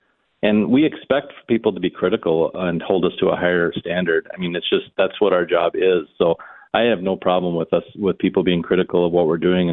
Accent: New Brighton, Minnesota, United States; I grew up in New Brighton, yeah, just north of the cities there

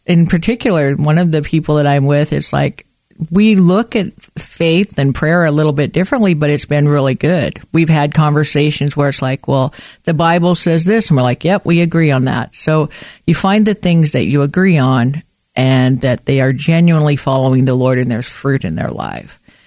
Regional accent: western Montana, United States; moved away as an adult; also born or lived in Portland; I grew up in Montana, and I was born and raised in Montana in the western part of the state

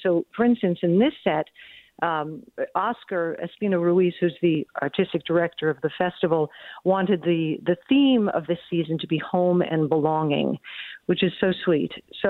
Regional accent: New York City, New York, United States; I'm from New York City

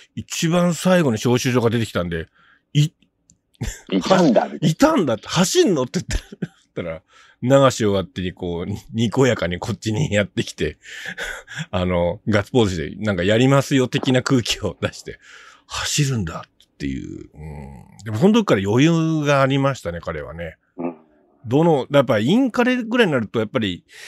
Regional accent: Kitakyushu, Fukuoka, Japan; born or raised there

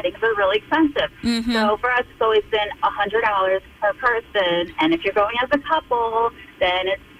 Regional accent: United States; also born or lived in Baltimore; I grew up in America my whole life, but my background is Russian

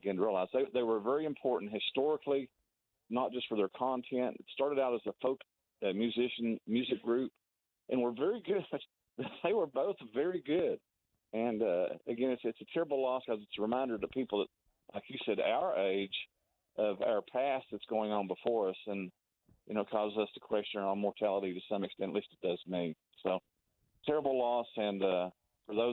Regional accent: Tennessee, United States; now in Wichita, United States; I grew up in Tennessee

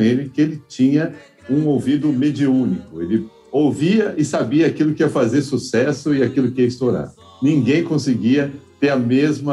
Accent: Mogi das Cruzes, São Paulo, Brazil; now in São Paulo, Brazil; eu sou de Mogi das Cruzes aqui em São Paulo

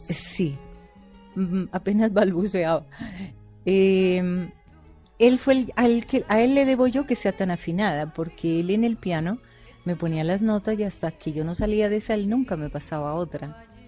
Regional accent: Bogotá, Colombia; Yo soy bogotana pura

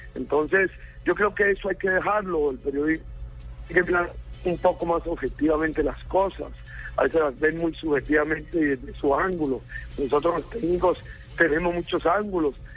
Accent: Santander, Colombia; moved away; Tengo mi carácter mi raza santanderiana

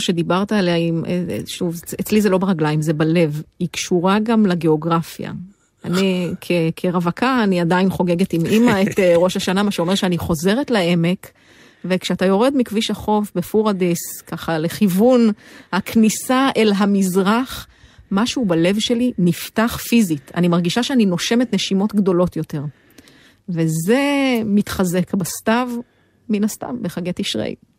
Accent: Jezreel Valley, Northern District, Israel; moved away; אני מעמק יזרעאל

